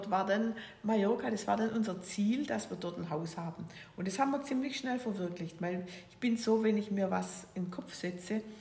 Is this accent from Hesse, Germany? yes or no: no; Weinstadt, Baden-Württemberg, Germany; Äh, ja, ich bin also Schwäbin. Ich bin geboren in, in, in Weinstadt. Das ist bei äh, Stuttgart grob so.